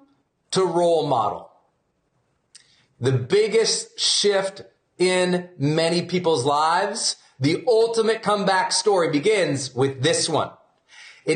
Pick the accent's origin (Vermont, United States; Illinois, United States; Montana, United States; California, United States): Montana, United States; I'm from Montana.